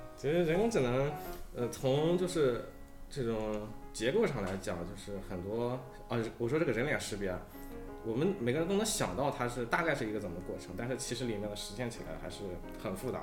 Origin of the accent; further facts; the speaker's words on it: China; 我们本身中国人他可能对这个数学上比较敏感一点吧